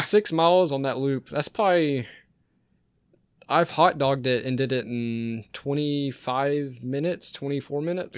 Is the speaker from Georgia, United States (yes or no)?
yes; Rincon, Georgia, United States; also born or lived in Savannah, Georgia; I'm from Savannah, Georgia originally, but I lived out in Rincon most of my life.